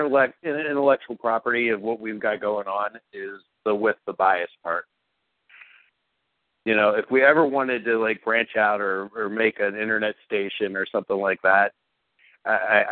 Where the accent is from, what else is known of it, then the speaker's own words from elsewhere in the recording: Youngstown, Ohio, United States; now in Columbus, United States; from Youngstown to C-Bus